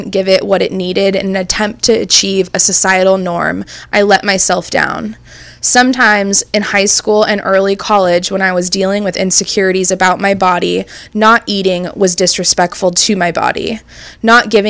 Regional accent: California, United States; Growing up in Orange County, California, thick just wasn't in, thin

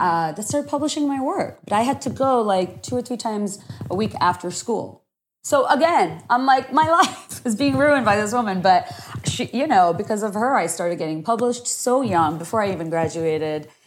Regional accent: Dhaka, Dhaka Division, Bangladesh; first language Bengali; English is a second language; moved away as an adult; also born or lived in Virginia, United States; now in Washington, D.C., United States; I grew up in Dhaka. My parents are Bangladeshi

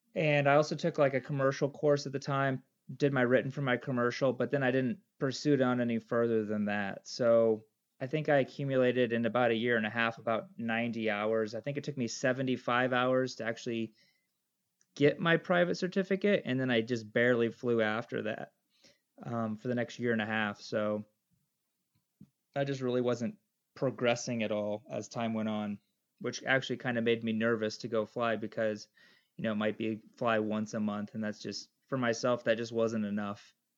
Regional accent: Michigan, United States; moved away as an adult; now in Papua New Guinea; We took us back to the States, and I grew up most of my life in Michigan. And uh, yeah, so I think probably till about age of 25, I was in Michigan

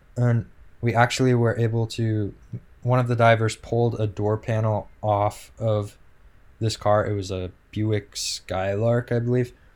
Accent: West Coast, United States; growing up on the West Coast

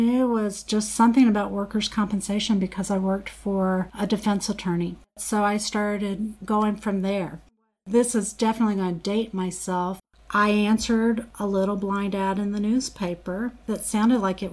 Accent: New Orleans, Louisiana, United States; moved away as an adult; I worked in New Orleans for a couple of years. That's my hometown

